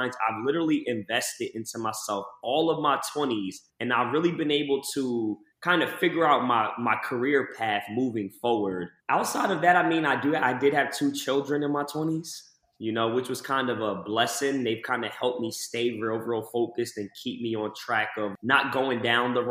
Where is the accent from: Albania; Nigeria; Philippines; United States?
United States; Lakewood, New Jersey; I was from this one town, Lakewood, New Jersey, my entire life